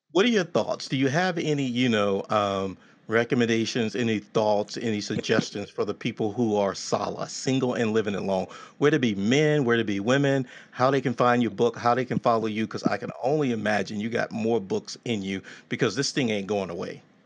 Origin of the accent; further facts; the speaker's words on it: Texas, United States; growing up in Texas, you know, I was raised by these traditional women